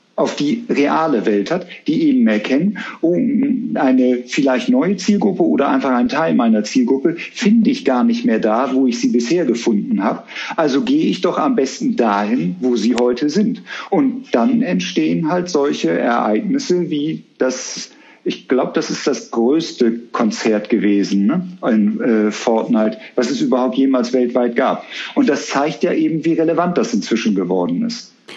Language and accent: German; Bremen, Germany; now in Cologne, Germany; ich bin Bremer